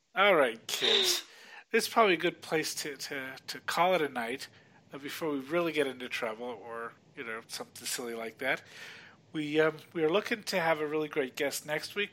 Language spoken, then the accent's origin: English; California, United States; I grew up in California